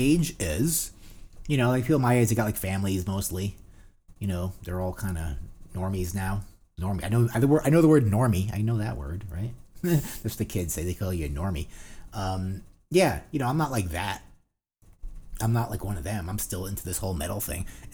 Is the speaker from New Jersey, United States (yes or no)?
yes; New Jersey, United States; because we're from New Jersey.